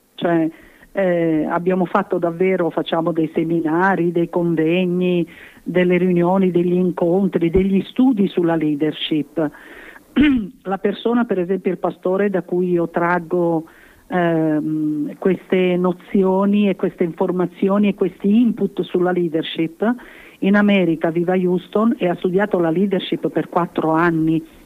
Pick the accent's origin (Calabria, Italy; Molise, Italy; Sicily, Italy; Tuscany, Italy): Sicily, Italy; come siciliana